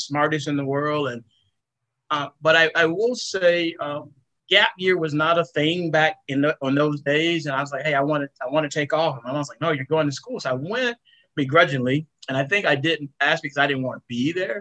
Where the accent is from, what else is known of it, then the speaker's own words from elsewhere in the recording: Jasper, Florida, United States; moved away as an adult; going to be an assistant manager at an IGA in Jasper, Florida